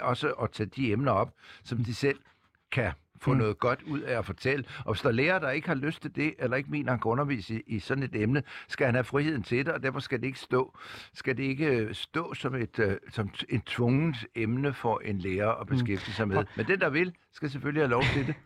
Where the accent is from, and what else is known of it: Denmark